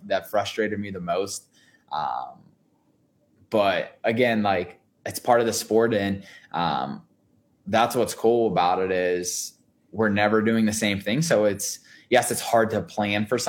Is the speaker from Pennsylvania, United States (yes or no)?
yes; Pittsburgh, Pennsylvania, United States; We're from Pittsburgh